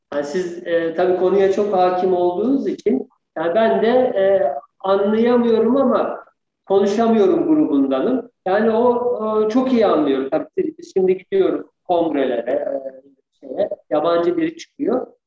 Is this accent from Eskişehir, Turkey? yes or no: yes; Eskişehir, Turkey; also born or lived in Ankara / Bayramiç, Çanakkale; ben Eskişehirliyim aslında. Eskişehir doğumluyum. Ee, Eskişehir e, ilkokul, ortaokul, lise Eskişehir'de.